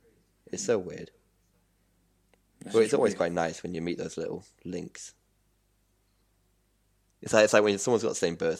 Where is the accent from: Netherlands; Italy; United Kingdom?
United Kingdom; moved away as an adult; now in Qingdao, China; I'm British.